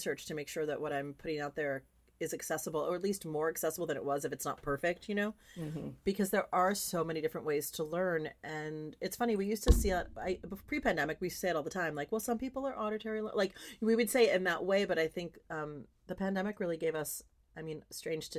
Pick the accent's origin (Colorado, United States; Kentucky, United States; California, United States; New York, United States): California, United States; we're both from California